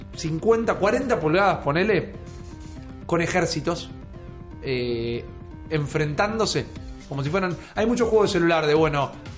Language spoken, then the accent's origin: Spanish; Argentina; Yo soy un argentino